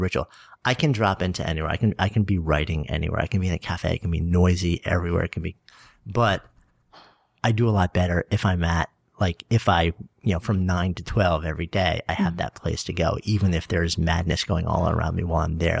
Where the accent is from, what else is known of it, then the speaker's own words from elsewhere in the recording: Port Washington, New York, United States; now in New York City, United States; I was East Egg from the Great Gatsby, Port Washington